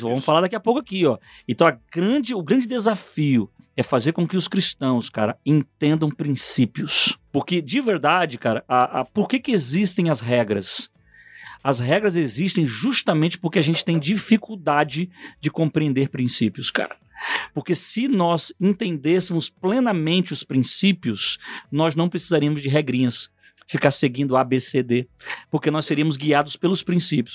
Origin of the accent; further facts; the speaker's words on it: Rio de Janeiro, Brazil; moved away; also born or lived in São Paulo; Eu, eu nasci no Rio de Janeiro, morei um tempo em São Paulo